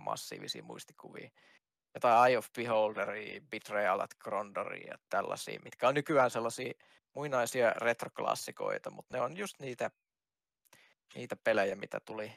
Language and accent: Finnish; Kajaani, Kainuu, Finland; mä oon kajaanilainen itse.